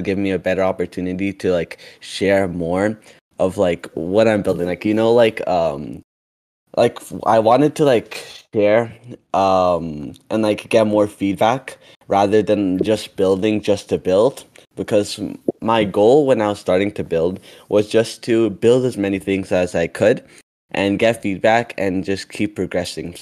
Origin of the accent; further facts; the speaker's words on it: Canada; also born or lived in Ethiopia; I'm a 13-year-old from Canada, and I was originally born from Ethiopia. I came to Canada when I was 4, and now I'm 13